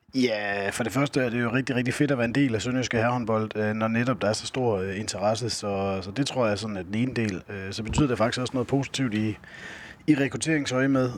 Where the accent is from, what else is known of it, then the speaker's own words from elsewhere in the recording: Skjern, Central Denmark Region, Denmark; moved away as an adult; also born or lived in Fredericia / Tønder; født og opvokset i Skjern, hvor hele min familie bor